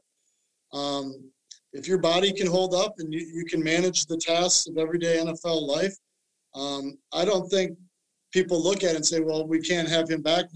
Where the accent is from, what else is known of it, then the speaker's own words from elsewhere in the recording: Minnesota, United States; growing up in Minnesota, watching Randy Moss